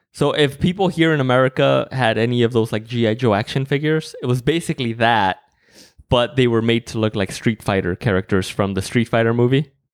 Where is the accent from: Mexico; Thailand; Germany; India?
Mexico; moved away; growing up in Mexico